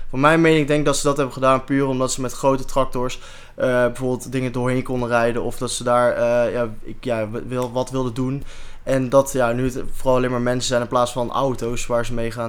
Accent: North Brabant, Netherlands; Ik kom zelf uit Brabant.

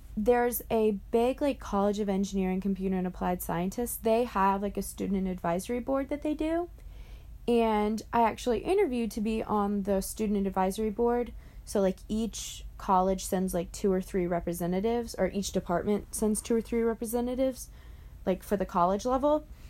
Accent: Greenville, South Carolina, United States; my hometown of Greenville, South Carolina

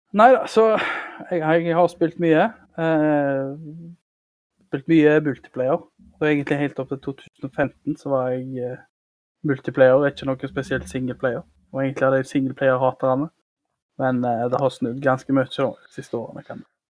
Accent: Karmøy, Rogaland, Norway; Jeg kommer fra Karmøy

